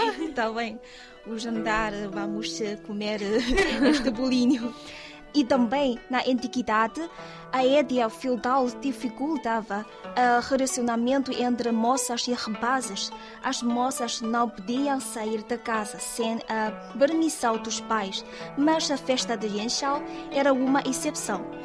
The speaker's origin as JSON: {"language": "Portuguese", "region": "southeast China", "country": "China", "tie": "born or raised there", "second_language": "Portuguese", "moved": "yes", "said": "Em alguns lugares do sudeste da China, como na minha terra natal"}